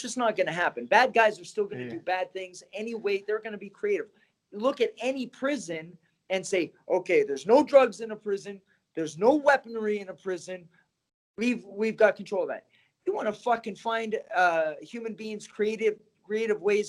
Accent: Canada; now in United States; I grew up in Canada

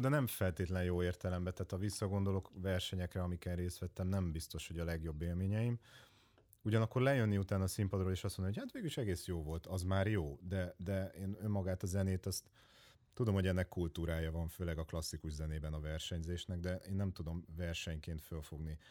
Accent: Hódmezővásárhely, Csongrád-Csanád, Hungary; now in Budapest, Hungary; én hódmezővásárhelyi vagyok

